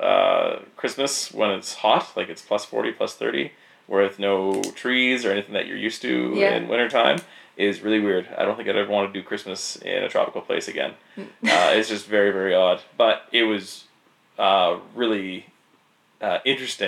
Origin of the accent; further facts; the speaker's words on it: Grimshaw, Alberta, Canada; I grew up in Grimshaw next to the Peace River